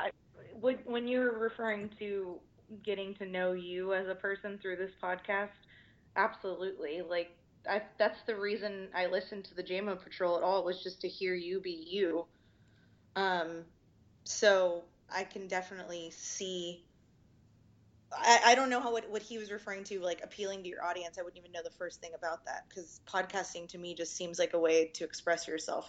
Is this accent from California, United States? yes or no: yes; Orange County, California, United States; moved away as an adult; now in Austin, United States; I'm from Orange County, originally born and raised.